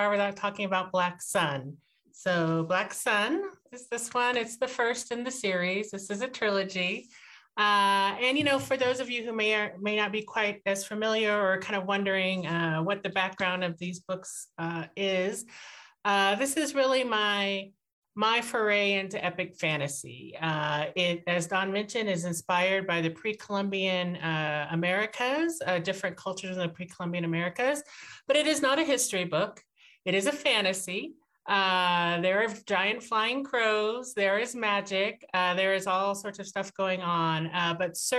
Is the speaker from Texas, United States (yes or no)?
yes; Fort Worth, Texas, United States; I grew up in Fort Worth, Texas